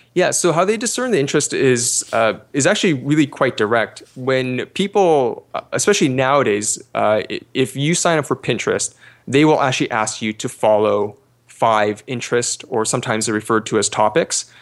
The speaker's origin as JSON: {"language": "English", "country": "Canada", "said": "I'm actually Canadian"}